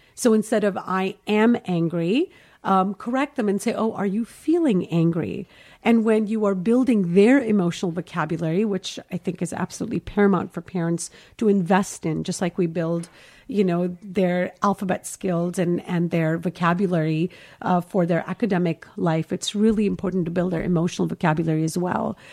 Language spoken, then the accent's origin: English; Kuwait; moved away as an adult; now in Los Angeles, United States; I'm Indian, obviously. So I was born and raised in Kuwait